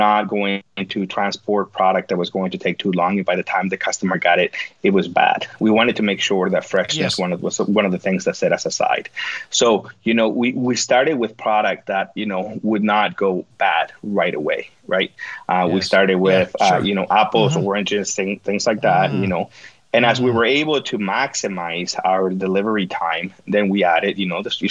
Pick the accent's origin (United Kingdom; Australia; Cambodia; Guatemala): Guatemala; accent: Guatemalan; English is a second language; moved away as an adult; now in Nunavut, Canada; That's the Guatemalan part coming out